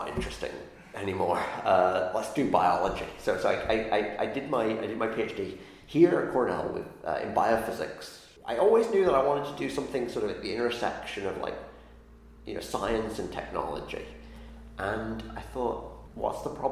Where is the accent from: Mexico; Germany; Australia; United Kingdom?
United Kingdom; the north of England; now in Ithaca, United States; I grew up in England, north of England